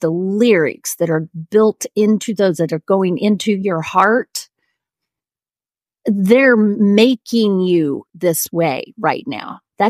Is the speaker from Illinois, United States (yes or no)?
no; Oklahoma, United States; I had CDs of all of these Broadway show tunes of like the Oklahoma, because, you know, I was from Oklahoma, and my kids knew all the words.